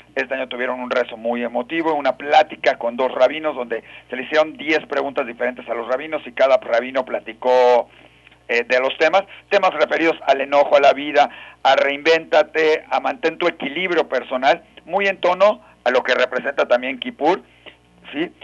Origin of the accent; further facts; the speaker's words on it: Mexico; como buenos mexicanos que somos